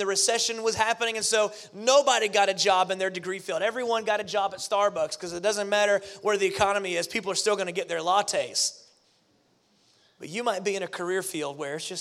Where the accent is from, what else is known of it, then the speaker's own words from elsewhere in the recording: Pensacola, Florida, United States; moved away; I grew up in Pensacola, Florida, near the Gulf Coast